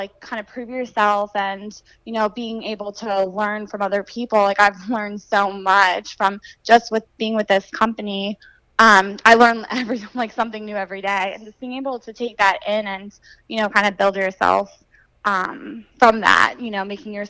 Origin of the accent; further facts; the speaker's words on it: Pennsylvania, United States; moved away as an adult; I'm originally from Pennsylvania, and I actually went to school for elementary education. So I came down here about 6 years ago